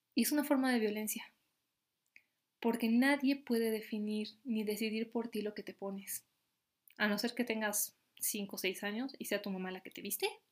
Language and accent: Spanish; Bolivia; mi país, Bolivia